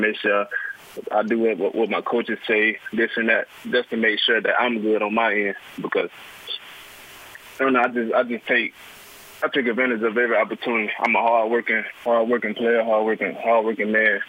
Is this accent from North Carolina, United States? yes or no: no; Anniston, Alabama, United States; I'm from Anniston, uh, Alabama. I went to Anniston High School